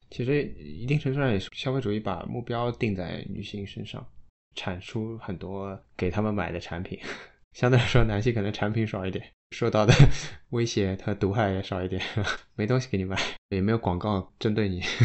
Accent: Shanghai, China; 我们上海

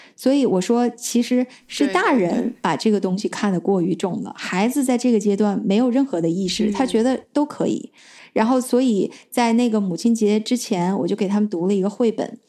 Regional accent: China; moved away as an adult; 我小的时候是在中国长大的

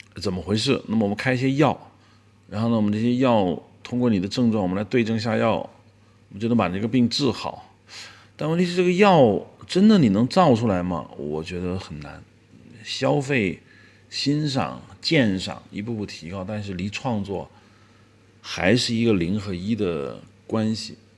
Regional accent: China

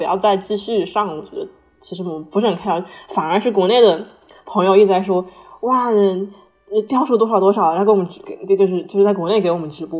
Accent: China; moved away as an adult; now in United States; 就是就走的，就是你作为一个中国人在这儿，你不需要会说英语啊

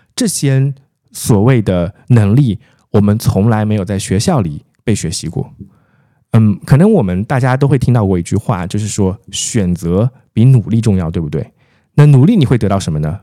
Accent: Jiangshan, Zhejiang, China; moved away; also born or lived in Shanghai; 我的老家，浙江衢州省江山市

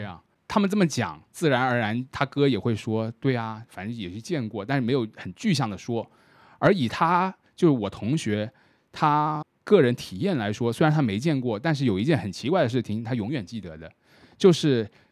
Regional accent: Shenzhen, Guangdong, China; 以我作为一个深圳人来说

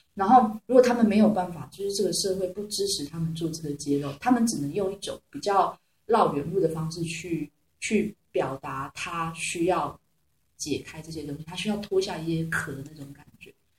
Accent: Taiwan; accent: Taiwanese; also born or lived in Beijing; 我是来自台湾的实验女王

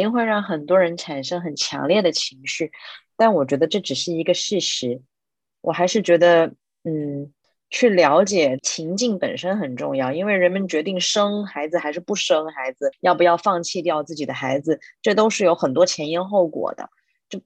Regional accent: Cambridge, Massachusetts, United States; 我在麻省的这个剑桥长大，那跟我在同时一起被收养的朋友，有一些在不同地方长大

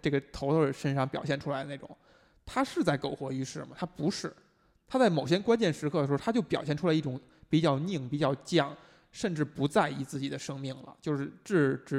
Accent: China; 那如果说这是我们中国人的表达的话

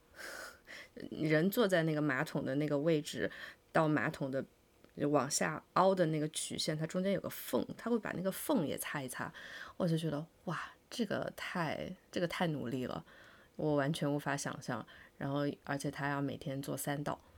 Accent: rural Chongqing, China; 我小时候住在那个重庆的农村里

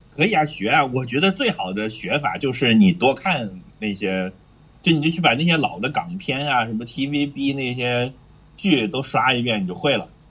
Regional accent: Hebei, China; 虽然我是河北人

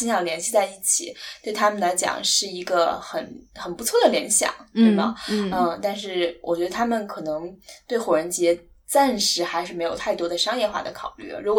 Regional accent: China; 我觉得至少作为一个中国人可能没有哈

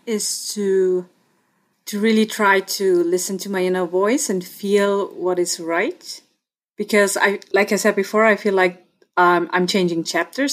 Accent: Innsbruck, Tyrol, Austria; accent: Austrian; first language German; English is a second language; So I was born and raised in Innsbruck and I live here again now.

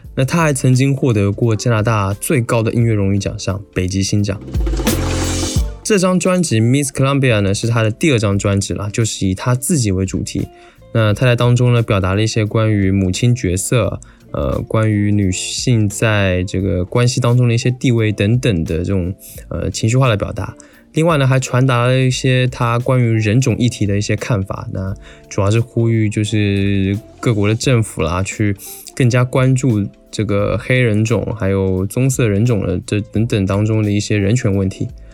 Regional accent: Taiwan; 我作为一个台湾人呢，对此也有一些自己的体会吧

